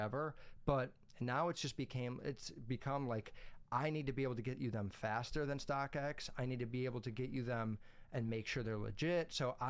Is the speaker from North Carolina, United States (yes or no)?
no; Chicago, Illinois, United States; We go to Woodfield Mall. It's a huge mall by my house, and I'm from Chicago.